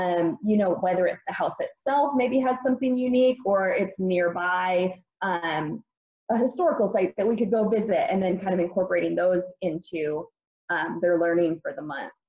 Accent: East Coast, United States; because we were in Arizona and I grew up on the East Coast and was kind of missing it.

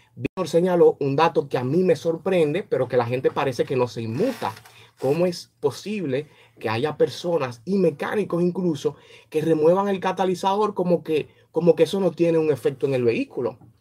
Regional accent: Dominican Republic; como dominicano

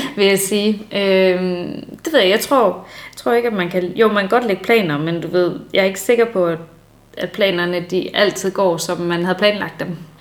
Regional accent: Denmark

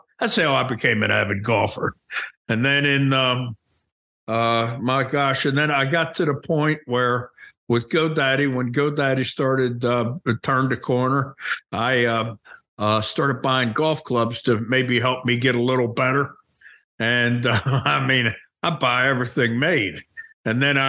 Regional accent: Baltimore, Maryland, United States; I grew up in Baltimore

